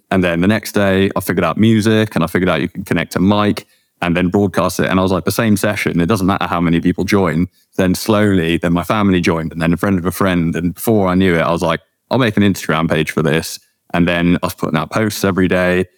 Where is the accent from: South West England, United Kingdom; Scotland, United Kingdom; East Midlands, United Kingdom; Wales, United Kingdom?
South West England, United Kingdom; Cheddar; moved away as an adult; also born or lived in South Africa / Liverpool; now in Bristol, United Kingdom; I'm from South Africa. Um, moved here when I was young, grew up in Cheddar